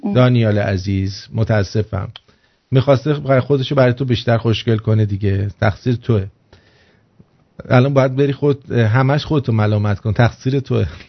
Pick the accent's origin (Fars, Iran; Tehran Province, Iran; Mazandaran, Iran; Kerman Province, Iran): Tehran Province, Iran; Tehran; من اهل تهرانم